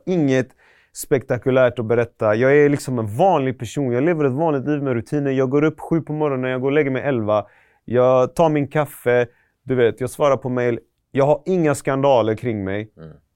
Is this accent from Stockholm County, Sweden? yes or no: no; Gothenburg, Västra Götaland, Sweden; also born or lived in Iran; Jag är från Västra Frölunda-hållet. Jag har mm. bott i typ Högsbo, Pennygången